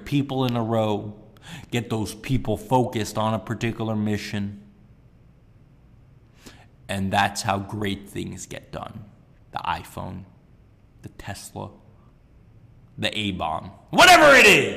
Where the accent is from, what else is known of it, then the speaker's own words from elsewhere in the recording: Sunnyvale, California, United States; growing up in Sunnyvale